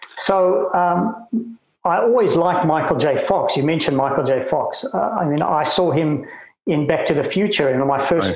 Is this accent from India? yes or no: no; Cape Town, Western Cape, South Africa; moved away as an adult; also born or lived in Bloemfontein / Johannesburg / New Zealand / Ontario, Canada; I was born in Bloemfontein, of all places, and grew up in Cape Town